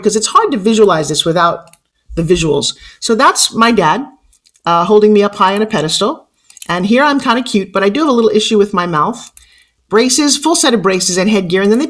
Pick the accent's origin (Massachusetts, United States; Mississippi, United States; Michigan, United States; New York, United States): New York, United States; I have an accent. What's that we talk? I'm from New York.